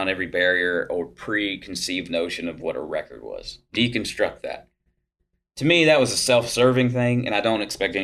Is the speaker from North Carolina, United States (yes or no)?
yes; Gastonia, North Carolina, United States; growing up in Gastonia.